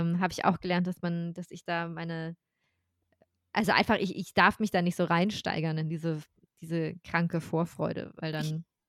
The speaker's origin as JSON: {"language": "German", "country": "Germany", "said": "I'm German"}